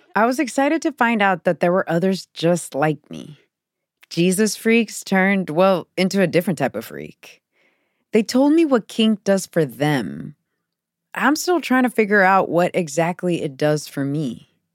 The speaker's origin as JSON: {"language": "English", "town": "Houston", "region": "Texas", "country": "United States", "tie": "born or raised there", "said": "I was raised Pentecostal in the South, and it was a huge part of my identity. So many of my childhood pictures are of me with a toothless grin against the brick walls of my Pentecostal church in Houston, Texas"}